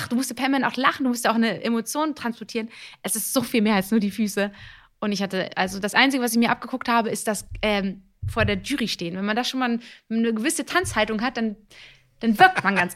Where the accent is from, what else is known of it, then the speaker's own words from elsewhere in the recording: Italy; ich bin Italiener, wir machen, wir sind sehr körperlich.